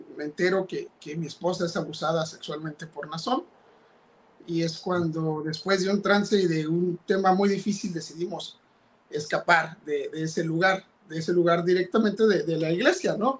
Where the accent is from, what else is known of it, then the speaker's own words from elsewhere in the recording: Ensenada, Baja California, Mexico; Yo nací en Ensenada, Baja California, que, en México